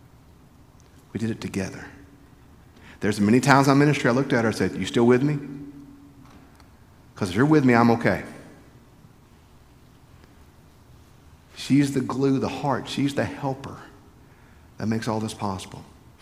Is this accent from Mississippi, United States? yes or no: yes; South Mississippi, United States; also born or lived in Ripley, Mississippi / Petal, Mississippi; we're from South Mississippi